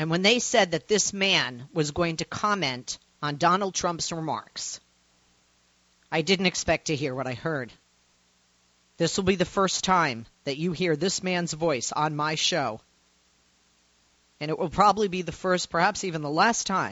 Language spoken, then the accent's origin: English; Massachusetts, United States; moved away; I grew up in Massachusetts and visited Plymouth every year on a field trip